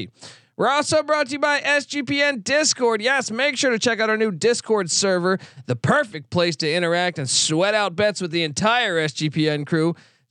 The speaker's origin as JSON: {"language": "English", "region": "Virginia", "country": "United States", "tie": "born or raised there", "said": "Well, no, I grew up in Virginia, in the DC area"}